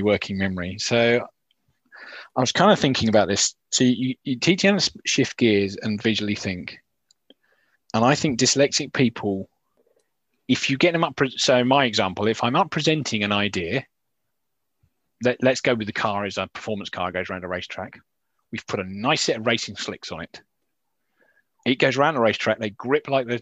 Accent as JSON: {"language": "English", "region": "England", "country": "United Kingdom", "said": "I'm English"}